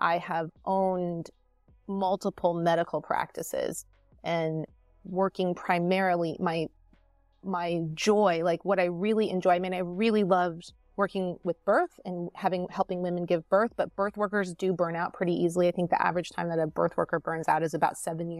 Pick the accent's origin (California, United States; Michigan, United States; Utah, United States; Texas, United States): California, United States; Newport Beach; born or raised there; moved away as an adult; also born or lived in Des Moines, Iowa; now in East Coast, United States